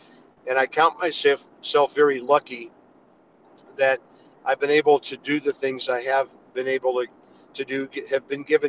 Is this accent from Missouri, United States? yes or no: yes; St. Louis, Missouri, United States; moved away; Yeah, I grew up in St. Louis.